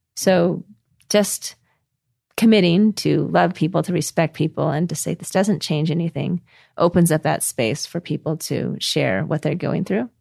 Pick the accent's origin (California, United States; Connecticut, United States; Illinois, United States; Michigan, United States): California, United States; Costa Mesa; moved away as an adult; also born or lived in Boston / Taiwan / China / Utah; now in New Zealand; when I was raised in Costa Mesa, California by my parents